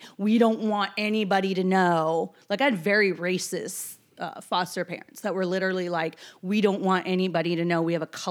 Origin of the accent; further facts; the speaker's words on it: Seattle, Washington, United States; also born or lived in New York; Well, I grew up in Seattle first, but I went back and forth between New York and Seattle. My dad was a military guy.